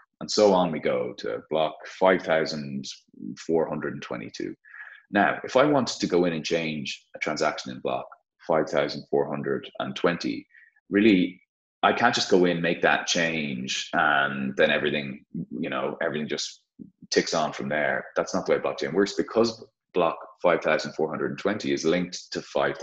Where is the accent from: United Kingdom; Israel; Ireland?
Ireland; Dublin, Leinster; I thought I may never get a chance to start the business in my home city, in my home country.